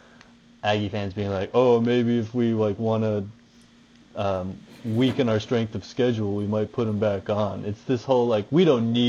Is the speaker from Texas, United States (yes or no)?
yes; Houston, Texas, United States; growing up in Houston